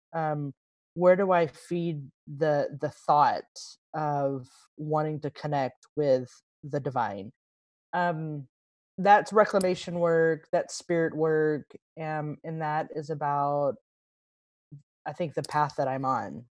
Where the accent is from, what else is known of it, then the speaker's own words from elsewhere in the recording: Texas, United States; now in Nashville, United States; I was born and raised in Texas